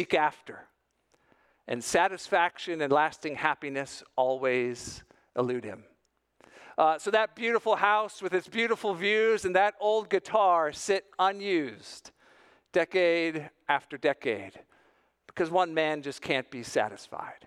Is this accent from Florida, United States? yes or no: yes; South Florida, United States; growing up in South Florida.